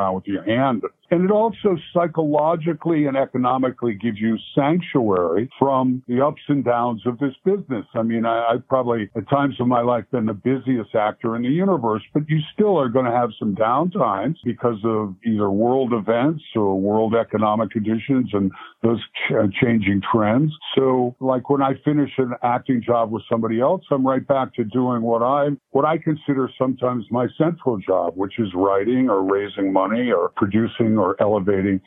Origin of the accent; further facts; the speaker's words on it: Virginia, United States; I was born in Virginia